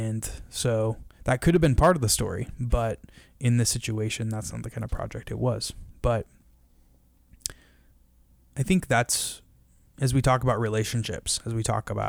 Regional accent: Shoreline, Washington, United States; I grew up in Shoreline, Washington, and was a terrible student.

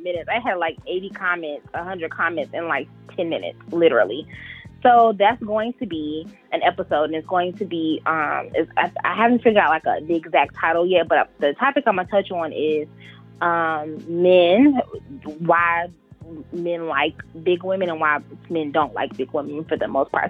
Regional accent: Charlotte, North Carolina, United States; I am in North Carolina. I'm from Charlotte.

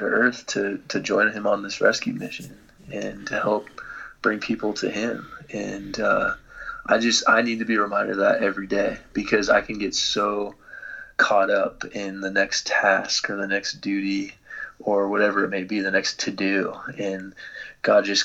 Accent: Dallas, Texas, United States; moved away; I grew up in Dallas, Texas, kind of the Bible Belt

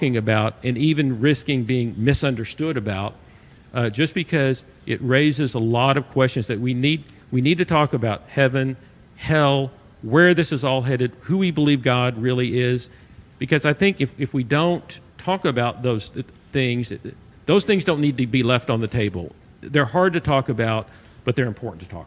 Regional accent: Arkansas, United States; I'm from Arkansas.

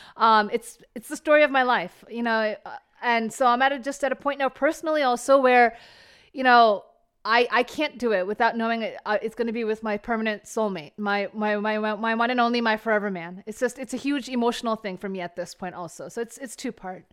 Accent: New Jersey, United States; first language Bengali; English is a second language; I was born and raised in America, New Jersey, as we talked about, but my, my parents are from Calcutta, West Bengal.

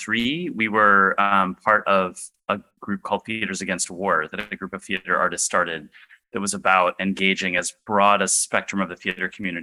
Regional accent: Midwest, United States; now in New York City, United States; I'm based in New York City, and I'm originally from the Midwest.

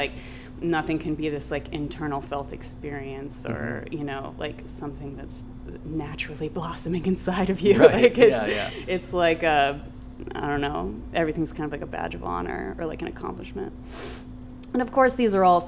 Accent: Columbus, Ohio, United States; now in New York, United States; growing up in Columbus, Ohio

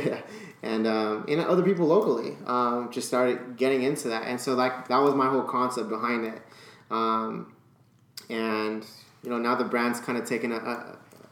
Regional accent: South Bay, California, United States; I'm originally from there. I'm from South Bay

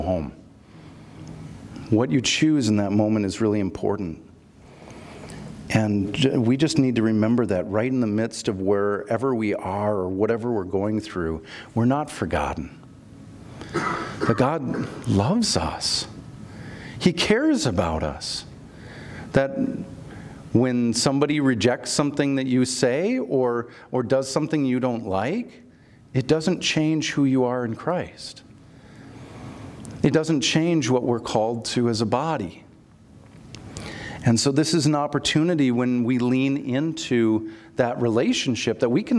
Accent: Minnesota, United States; I'm from Minnesota

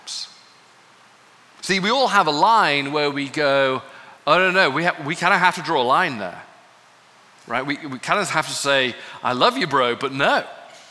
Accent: United Kingdom; I'm from Britain where we master no anger

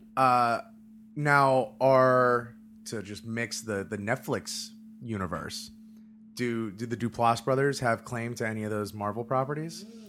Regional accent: Hollywood, Florida, United States; my hometown of Hollywood, Florida

